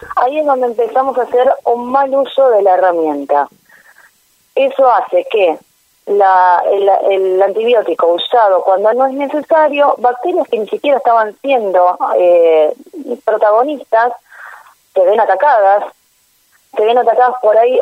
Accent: Argentina; como Argentina, nosotros tenemos un país muy grande

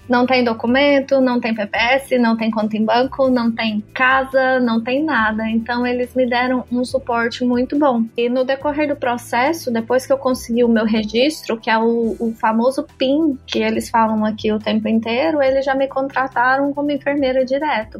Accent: Goiânia, Goiás, Brazil; first language Portuguese; moved away as an adult; now in Ireland; eu sou de Goiânia, não é uma cidade pequena

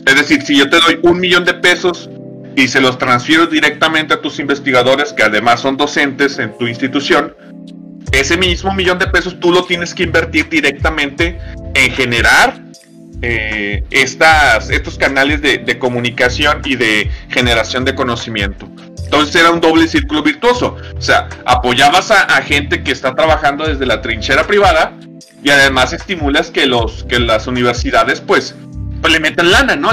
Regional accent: Mexico; a nosotros como, como mexicanos

